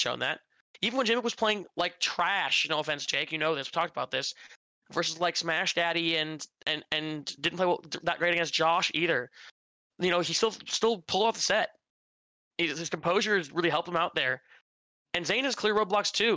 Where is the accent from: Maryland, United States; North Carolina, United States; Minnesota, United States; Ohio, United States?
Minnesota, United States; I'm from Minnesota. I'm Midwest.